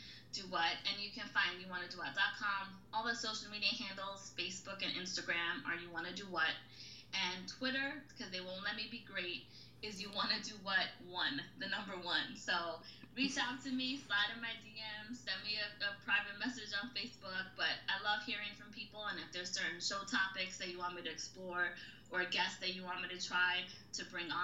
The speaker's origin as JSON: {"language": "English", "town": "New York City", "region": "New York", "country": "United States", "said": "I'm originally from the Bronx"}